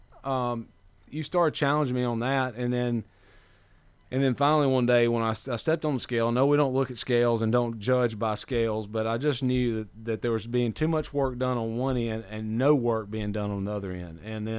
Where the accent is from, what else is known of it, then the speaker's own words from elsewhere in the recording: Kosciusko, Mississippi, United States; Well, I grew up in a quaint little village about 60 miles north up on the Natchez Trace called Kosciuszko, Mississippi.